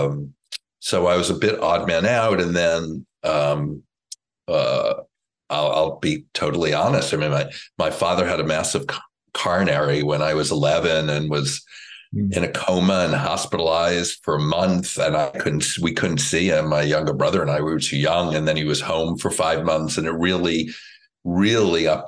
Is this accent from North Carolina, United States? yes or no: no; Woodmere, New York, United States; I grew up in Woodmere, New York, which is on Long Island